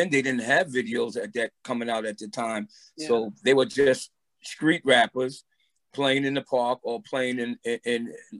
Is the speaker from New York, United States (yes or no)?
yes; New York City, New York, United States; also born or lived in Roosevelt Island, New York; Originally from Brooklyn, New York.